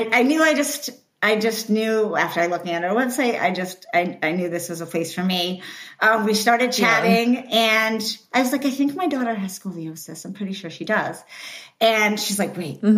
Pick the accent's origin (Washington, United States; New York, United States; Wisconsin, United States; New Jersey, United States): New York, United States; New Paltz; also born or lived in Oswego, New York; I grew up in the Schwangunks in New Paltz, New York